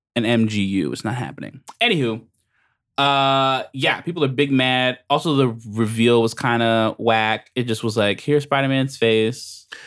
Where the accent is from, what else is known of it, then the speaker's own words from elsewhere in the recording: United States; I'm American